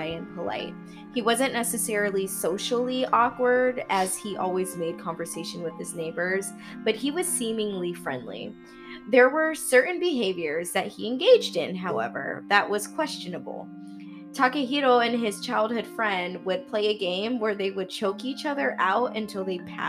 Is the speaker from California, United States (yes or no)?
yes; California, United States; I'm from California and America